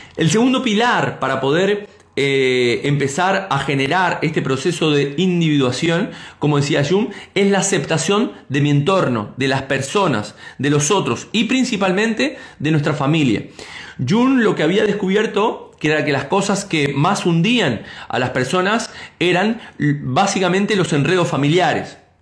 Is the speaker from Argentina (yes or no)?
yes; Argentina; now in Spain; como decimos en mi tierra